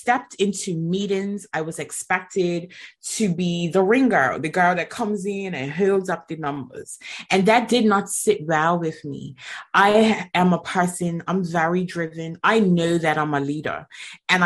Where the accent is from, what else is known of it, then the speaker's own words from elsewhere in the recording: Bermuda; now in England; I'm originally from Bermuda and I am currently living in England